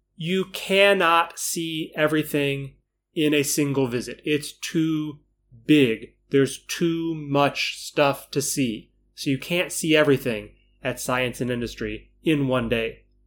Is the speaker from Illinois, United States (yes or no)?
yes; Chicago, Illinois, United States; moved away; growing up in Chicago